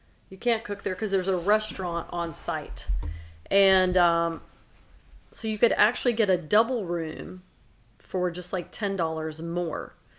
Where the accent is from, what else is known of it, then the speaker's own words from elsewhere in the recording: Silsbee, Texas, United States; also born or lived in Angleton, Texas; we were in my hometown last weekend in Silsbee, Texas.